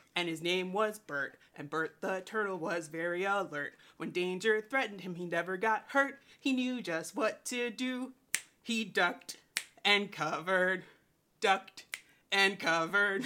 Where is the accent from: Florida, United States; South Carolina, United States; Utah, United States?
Florida, United States; St. Petersburg; I was born and raised in Saint Petersburg, Florida